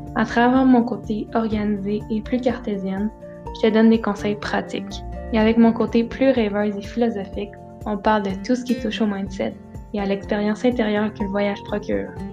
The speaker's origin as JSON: {"language": "French", "region": "Quebec", "country": "Canada", "said": "chez moi au Québec"}